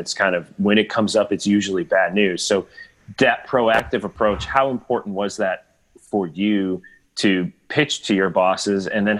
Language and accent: English; United States; as an American